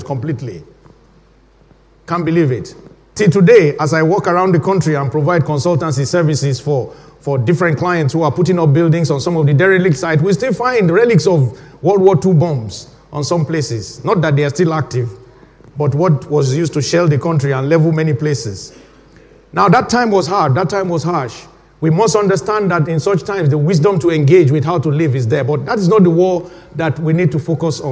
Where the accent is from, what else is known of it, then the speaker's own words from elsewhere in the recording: Nigeria; moved away as an adult; now in United Kingdom; I was born when my home country, Nigeria, was right in the middle of a civil war